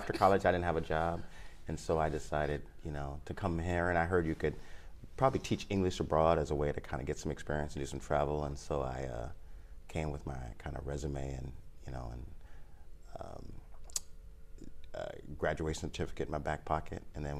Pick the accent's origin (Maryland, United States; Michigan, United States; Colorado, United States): Michigan, United States; Lansing; moved away as an adult; also born or lived in Japan; So I was born in Lansing, Michigan, 1969.